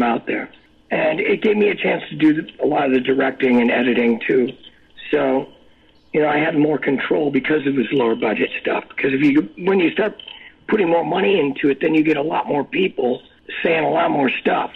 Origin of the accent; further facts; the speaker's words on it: New York City, New York, United States; I was from New York City